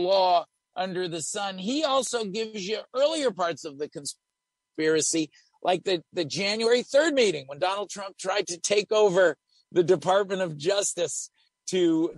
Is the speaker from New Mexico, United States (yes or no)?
no; Los Angeles, California, United States; now in Washington, D.C., United States; my hometown fave station